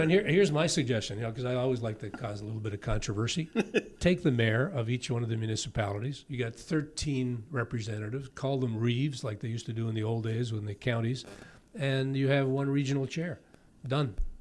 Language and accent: English; St. Catharines, Ontario, Canada; also born or lived in Niagara-on-the-Lake; I was born in St. Catharines.